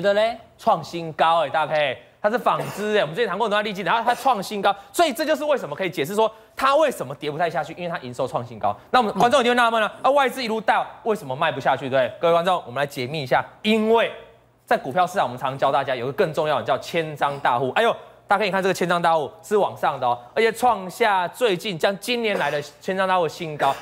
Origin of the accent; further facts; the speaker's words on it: Taiwan; 以前我们台湾话就用大把的，叫做五百万嘛